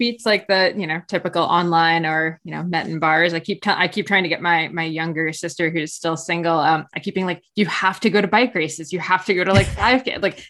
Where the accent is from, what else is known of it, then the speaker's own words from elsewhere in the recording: New Jersey, United States; accent: New Jersey and Canadian; moved away as an adult; now in Collingwood, Canada; So I live in Ontario, but I'm actually from New Jersey.